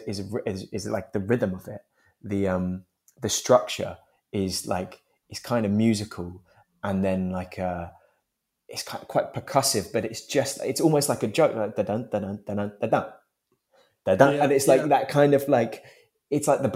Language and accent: English; London, United Kingdom; I was born in Turnham Green